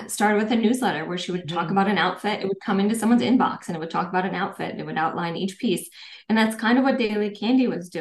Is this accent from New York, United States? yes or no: no; Minnesota, United States; also born or lived in Paris, France; now in Los Angeles, United States; I grew up in Minnesota.